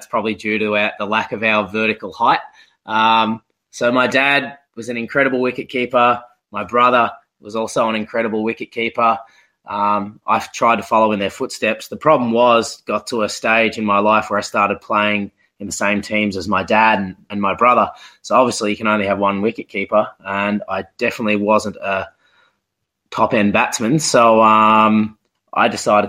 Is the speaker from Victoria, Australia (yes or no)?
yes; Victoria, Australia; moved away as an adult; also born or lived in Geelong / Gold Coast; and bred in Victoria. I grew up in a little country town that's about an hour from the closest coastline.